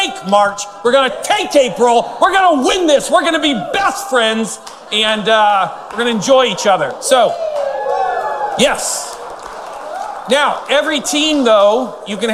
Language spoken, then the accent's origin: English; Northern California, United States; I was born in Northern California, lived there my whole life